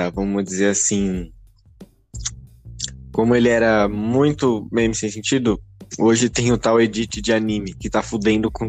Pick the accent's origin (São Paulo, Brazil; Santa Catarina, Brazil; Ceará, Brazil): São Paulo, Brazil; Sim, eu sou paulista